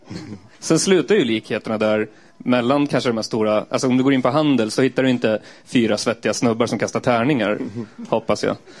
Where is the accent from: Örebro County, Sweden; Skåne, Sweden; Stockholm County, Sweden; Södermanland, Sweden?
Södermanland, Sweden; Eskilstuna; jag kommer från Eskilstuna